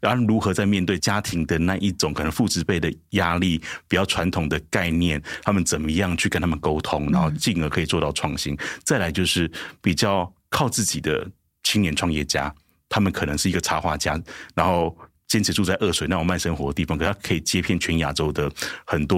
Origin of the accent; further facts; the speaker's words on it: Changhua County, Taiwan; 突然发现很多人在脸书上面私讯我说：“哎，处长，我也是彰化人，我也是彰化人。”我说：“啊，你也是彰化人？”